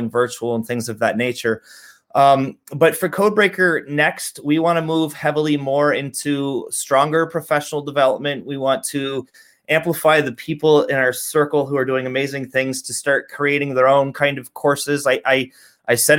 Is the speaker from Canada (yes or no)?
yes; Canada; I'm from Canada.